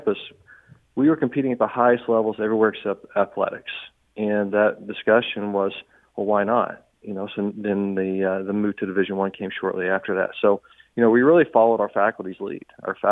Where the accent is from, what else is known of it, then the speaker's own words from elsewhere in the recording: Southern Indiana, United States; now in St. Charles, United States; I grew up in Southern Indiana